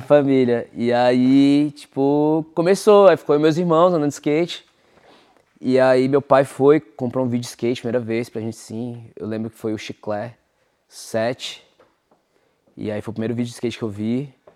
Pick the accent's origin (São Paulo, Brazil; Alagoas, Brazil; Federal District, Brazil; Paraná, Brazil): Federal District, Brazil; Brasília; moved away as an adult; now in United States; eu sou de Brasília